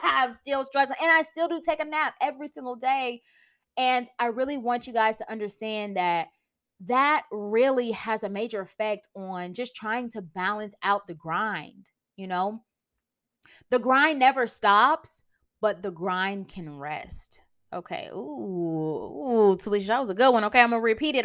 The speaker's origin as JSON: {"language": "English", "country": "United States", "said": "I'm American"}